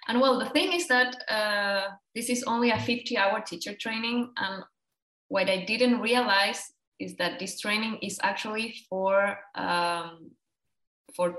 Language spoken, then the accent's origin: English; Chile; now in Germany; I'm from Chile. I'm from South America.